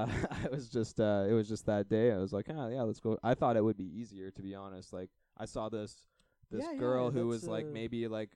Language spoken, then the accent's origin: English; Canada; no, I'm a Canadian tourist and just trying to get a little bud for me and my brothers.